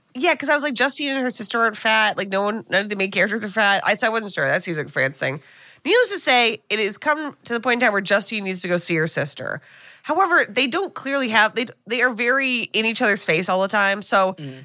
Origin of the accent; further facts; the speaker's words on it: United States; as an American